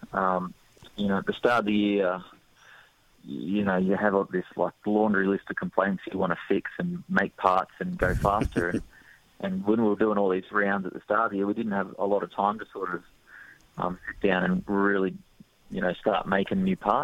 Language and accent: English; Australia; we're Australian